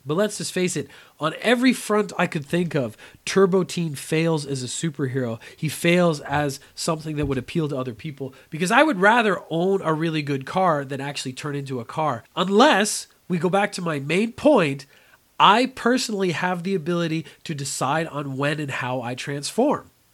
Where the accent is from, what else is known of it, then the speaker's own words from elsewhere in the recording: Canada; I come from Canada where we have extremely cold winters